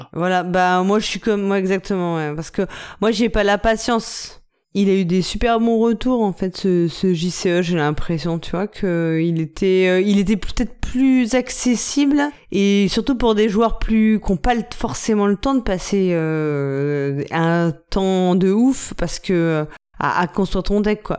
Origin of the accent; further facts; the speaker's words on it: France; nous en tant que français